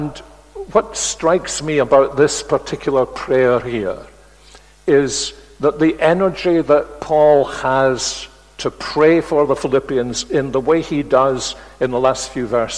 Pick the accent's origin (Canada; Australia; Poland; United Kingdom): United Kingdom; Glasgow, Scotland; Glasgow, my hometown